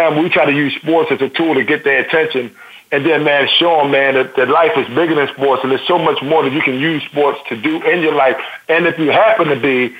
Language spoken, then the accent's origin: English; Baltimore, Maryland, United States; moved away as an adult; also born or lived in Wisconsin; a kid growing up in Baltimore City, man, you know, we never had anything